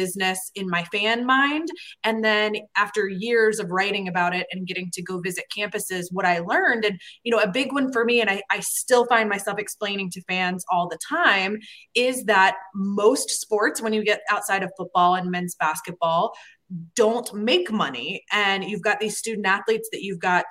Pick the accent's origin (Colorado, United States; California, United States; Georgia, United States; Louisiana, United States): Georgia, United States; Atlanta; moved away; also born or lived in Florida; I grew up in Atlanta.